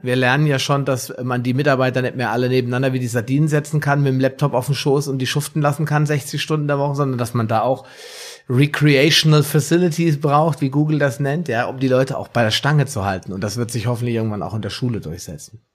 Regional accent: Germany; bei uns in Deutschland

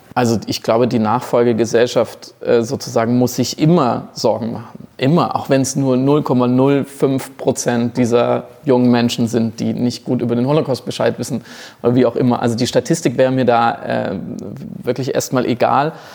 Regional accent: Germany; als, als Deutscher

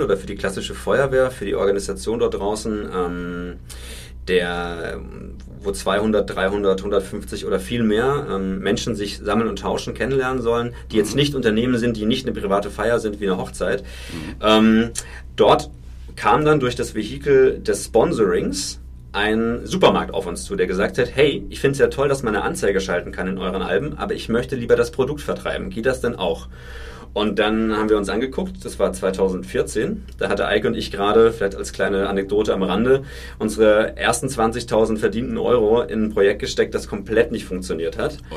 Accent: Franconia, Bavaria, Germany; Also ich bin tatsächlich ein Kind vom Dorf, ich komme aus Franken.

